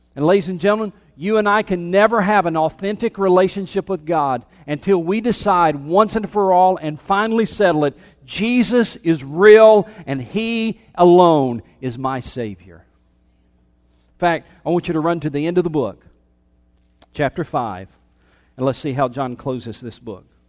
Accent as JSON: {"language": "English", "town": "Anderson", "region": "South Carolina", "country": "United States", "tie": "born or raised there", "said": "I was born in Anderson, South Carolina"}